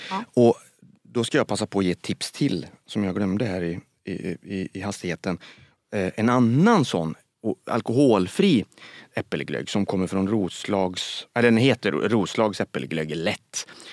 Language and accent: Swedish; Västergötland, Västra Götaland, Sweden; som jag säger som är västgöte.